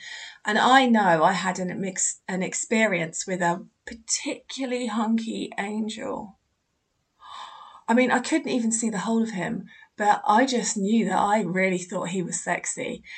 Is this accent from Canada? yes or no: yes; Canada; first language French; English is a second language; English is not my mother tongue. I'm from Canada and I usually speak French. I can understand English very well, but my speaking is not perfect.